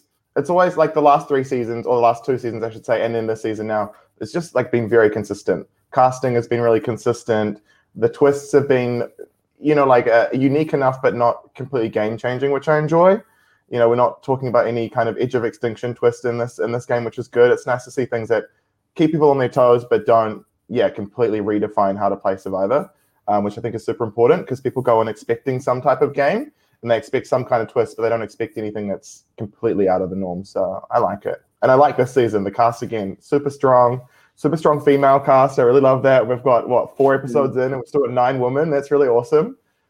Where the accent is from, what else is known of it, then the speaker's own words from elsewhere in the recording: New Zealand; It'd be nice to get an invite to the table as we're from New Zealand